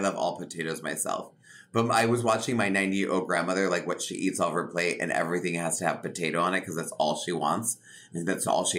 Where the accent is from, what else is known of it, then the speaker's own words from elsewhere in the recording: Connecticut, United States; my mother's from Havana and my father's from Sicily, but my parents met in Connecticut. And then I was born and raised in Connecticut on the East Coast.